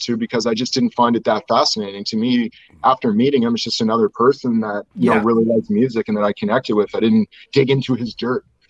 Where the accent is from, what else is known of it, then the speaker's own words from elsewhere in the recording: Nova Scotia, Canada; I'm from Nova Scotia and we were in Nova Scotia